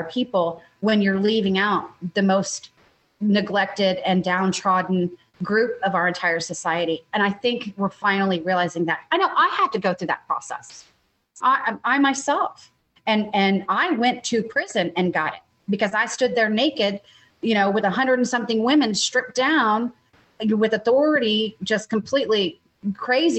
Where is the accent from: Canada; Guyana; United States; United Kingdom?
United States; Texas; as a Texan